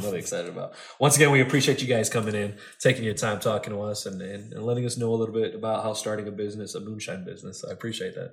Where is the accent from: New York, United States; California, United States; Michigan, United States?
Michigan, United States; Grand Rapids; born and raised in Grand Rapids